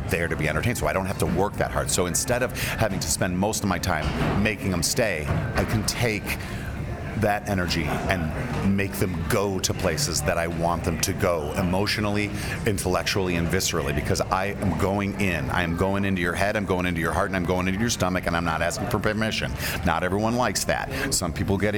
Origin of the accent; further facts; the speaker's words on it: Chicago, Illinois, United States; You're in my hometown